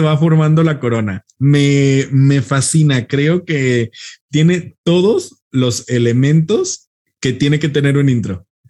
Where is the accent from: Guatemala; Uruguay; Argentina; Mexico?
Mexico; nosotros que somos mexicanos